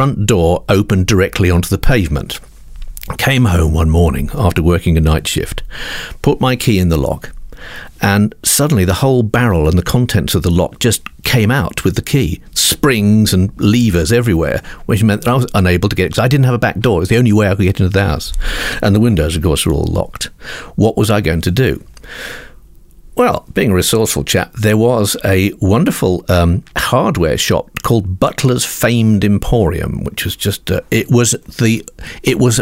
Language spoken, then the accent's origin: English; England, United Kingdom; I'm from England.